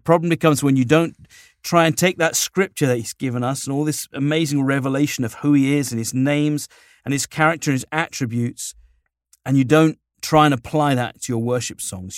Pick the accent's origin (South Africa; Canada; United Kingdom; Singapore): United Kingdom; now in Southern California, United States; I'm a little Brit guy, short little Brit, subject of the Queen